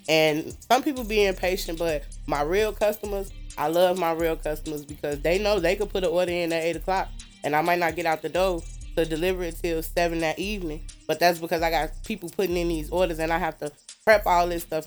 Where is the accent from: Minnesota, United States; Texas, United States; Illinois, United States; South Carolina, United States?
Illinois, United States; Maywood; also born or lived in Chicago, Illinois / Hammond, Indiana; I'm from Maywood. Mm-hmm. I grew up in a very strict home